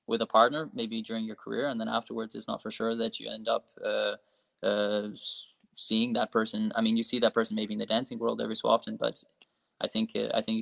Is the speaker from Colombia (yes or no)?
no; Australia; so yeah, so, so, I'm Australian.